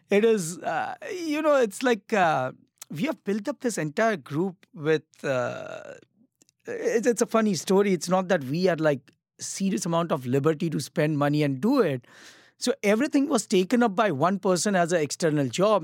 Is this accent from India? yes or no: yes; Mumbai, Maharashtra, India; moved away; also born or lived in Kolkata; I'm actually Gujarati. I'm from Mumbai, but I started my cooking career in Calcutta